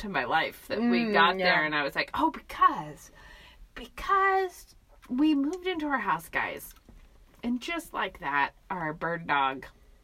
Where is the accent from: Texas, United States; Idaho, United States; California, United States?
Idaho, United States; Moscow; I grew up in Moscow, lived here my whole life